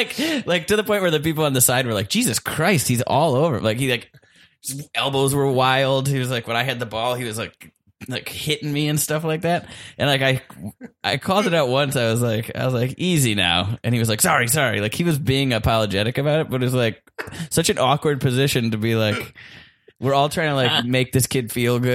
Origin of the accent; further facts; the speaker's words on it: Milwaukee, Wisconsin, United States; moved away; also born or lived in Syracuse; No, I'm from Milwaukee, but I went to school up